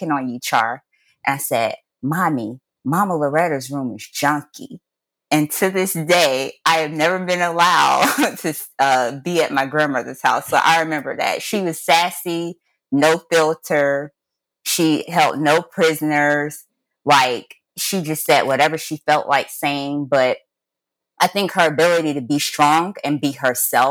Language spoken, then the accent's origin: English; Jacksonville, Florida, United States; I was born and raised in Jacksonville, Florida